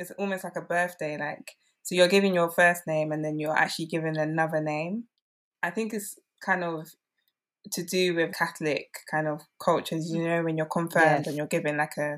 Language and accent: English; Nigeria; I mean, especially being Nigerian, I assumed that I knew all there was to know about what it means to be Nigerian.